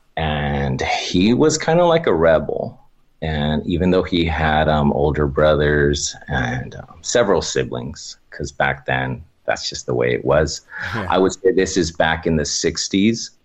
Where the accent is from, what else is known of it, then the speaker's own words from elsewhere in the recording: Oxnard, California, United States; I'm originally from Oxnard, California